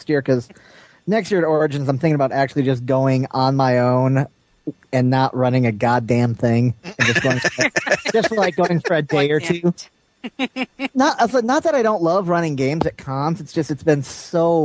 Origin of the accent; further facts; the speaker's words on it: Chicago, Illinois, United States; moved away; I was born and raised in the Chicago area